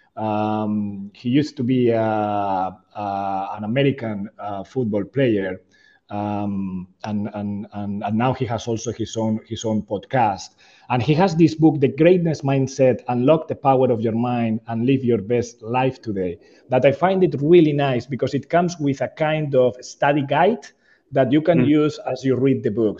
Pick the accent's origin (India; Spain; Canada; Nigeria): Spain; moved away as an adult; now in Jakarta, Indonesia; I'm, I'm from Spain originally